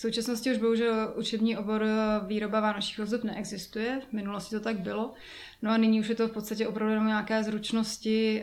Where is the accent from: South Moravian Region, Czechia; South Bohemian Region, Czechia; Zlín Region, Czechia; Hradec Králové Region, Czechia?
Hradec Králové Region, Czechia; Jičín; Já jsem původem z Čína